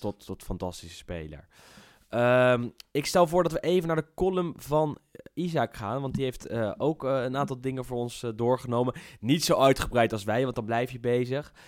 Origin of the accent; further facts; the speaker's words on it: Netherlands; wij als Nederlanders